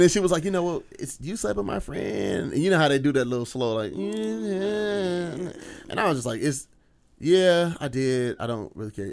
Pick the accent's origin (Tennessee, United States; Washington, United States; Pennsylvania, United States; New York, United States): Washington, United States; Skyway; I grew up in Skyway